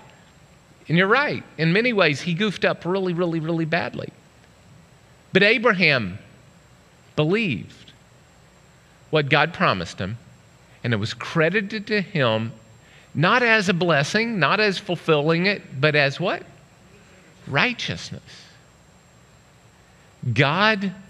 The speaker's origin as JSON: {"language": "English", "region": "Oklahoma", "country": "United States", "tie": "born or raised there", "said": "I grew up in Oklahoma"}